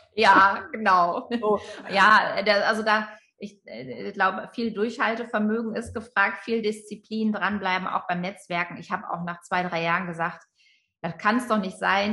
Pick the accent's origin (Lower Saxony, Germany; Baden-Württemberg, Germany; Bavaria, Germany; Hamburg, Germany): Lower Saxony, Germany; Friesland; ich bin in Friesland aufgewachsen